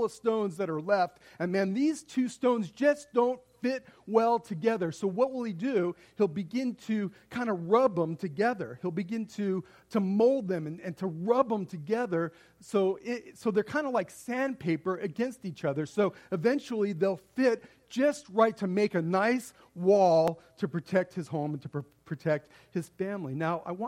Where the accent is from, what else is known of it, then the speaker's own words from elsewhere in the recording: Las Vegas, Nevada, United States; I grew up out here in Las Vegas